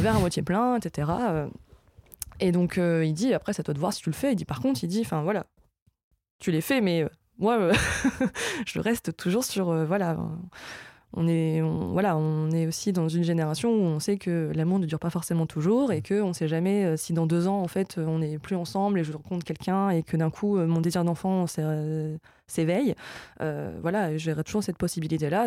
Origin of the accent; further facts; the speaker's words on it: Lille, Hauts-de-France, France; je suis lilloise